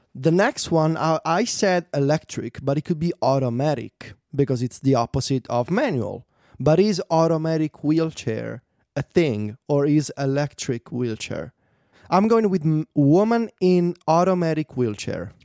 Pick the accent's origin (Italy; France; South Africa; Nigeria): Italy; English is a second language; I'm a poor boy from Italy and English is my second language